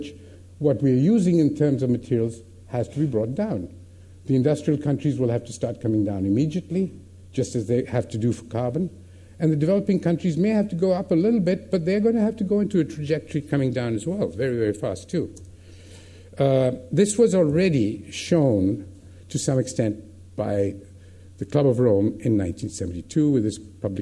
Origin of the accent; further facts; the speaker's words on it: India; as an Indian